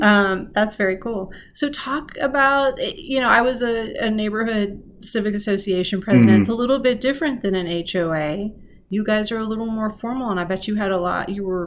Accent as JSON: {"language": "English", "town": "San Antonio", "region": "Texas", "country": "United States", "moved": "yes", "lives_now": "Rockville, United States", "said": "I'm from San Antonio."}